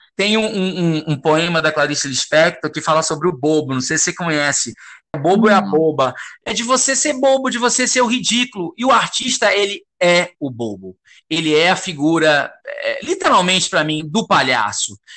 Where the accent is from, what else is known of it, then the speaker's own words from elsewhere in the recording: Salvador, Bahia, Brazil; moved away; eu sou de Salvador